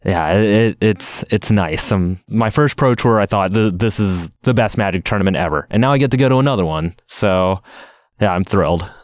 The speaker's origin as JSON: {"language": "English", "town": "Seattle", "region": "Washington", "country": "United States", "tie": "born or raised there", "said": "I live in Seattle, Washington, and I won a Grand Prix in my hometown of Seattle"}